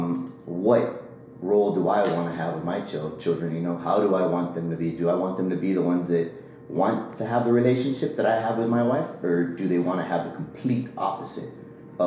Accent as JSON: {"language": "English", "town": "Los Fresnos", "region": "Texas", "country": "United States", "tie": "born or raised there", "said": "So I'm from a small town down in South Texas called Los Fresnos. Nobody knows it, so I always say that I'm from Brownsville because it's a little bit bigger. Grew up down there"}